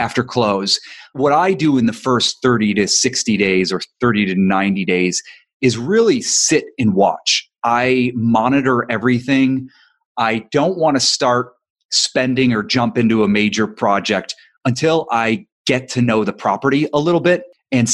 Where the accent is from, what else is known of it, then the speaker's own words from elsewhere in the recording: Ohio, United States; now in Los Angeles, United States; I'm not from Los Angeles, I'm from Ohio